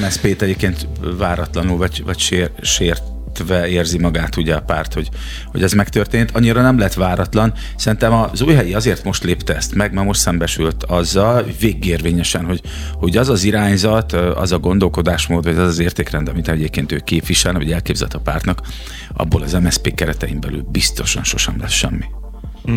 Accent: Szeged, Csongrád-Csanád, Hungary; Szegedi vagyok én

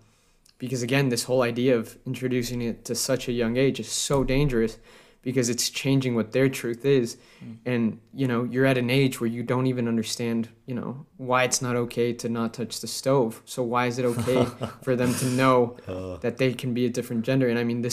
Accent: Colorado, United States; this is a great example from my home state in Colorado.

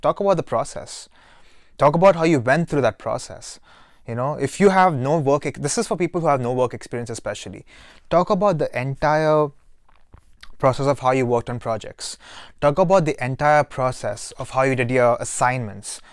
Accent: Dubai, United Arab Emirates; moved away; I'm from Dubai.

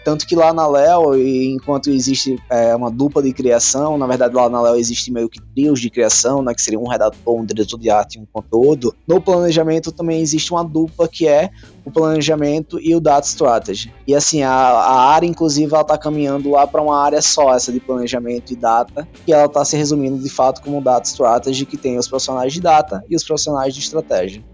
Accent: Sergipe, Brazil; moved away as an adult; also born or lived in Aracaju; now in São Paulo, Brazil; eu sou sergipano, mas moro em São Paulo há seis anos aproximadamente

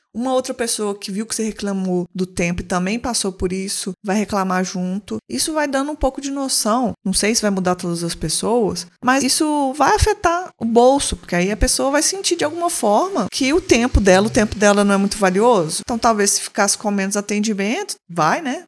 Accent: Belo Horizonte, Minas Gerais, Brazil

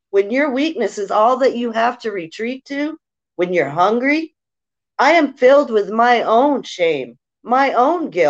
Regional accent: New Hampshire, United States; I'm from New Hampshire.

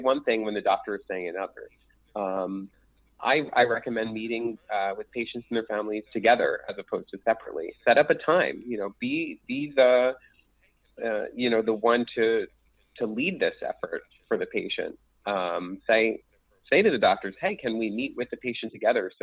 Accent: Philadelphia, Pennsylvania, United States; accent: Philadelphia; my Philadelphia accent.

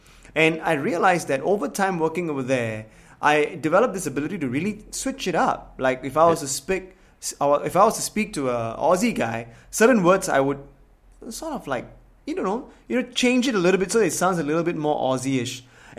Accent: Singapore; English is a second language; I grew up in Singapore.

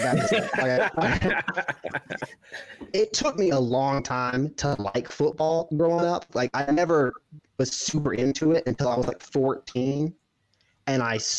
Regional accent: Savannah, Georgia, United States; I'm from Savannah, Georgia.

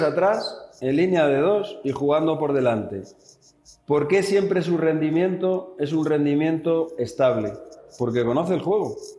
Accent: Spain; siendo españoles, siendo la misma escuela

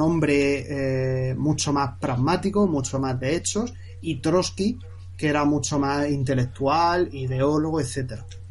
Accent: Murcia, Region of Murcia, Spain; also born or lived in Seville; yo luego me vine de Sevilla aquí a Murcia, yo soy de Murcia

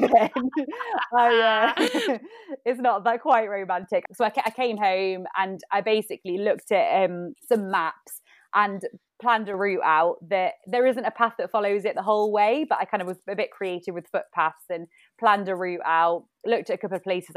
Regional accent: Staffordshire, West Midlands, United Kingdom; moved away as an adult; also born or lived in London; I kind of moved back to stay with my parents back where I grew up in Staffordshire.

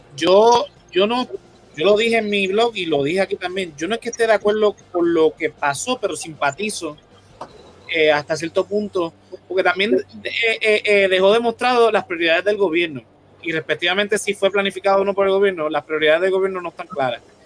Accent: Puerto Rico; como puertorriqueños

